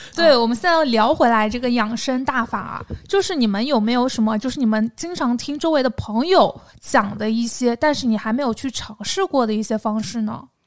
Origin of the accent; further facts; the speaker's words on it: southern China, China; accent: southern; 但事实上我的口音还是很难放的，偶尔会产生一些塑料普通话